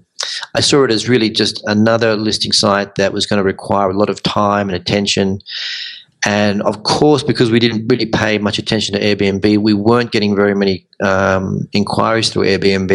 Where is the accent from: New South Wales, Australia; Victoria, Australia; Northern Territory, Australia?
Victoria, Australia; Melbourne; moved away as an adult; also born or lived in Sydney / London; now in Medellín, Colombia; I'm from Melbourne originally, and I've spent time in Sydney and London